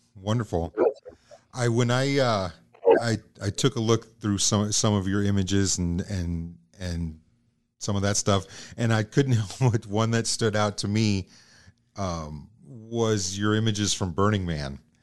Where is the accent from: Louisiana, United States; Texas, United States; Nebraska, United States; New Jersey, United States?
Nebraska, United States; Omaha; I'm also from South Omaha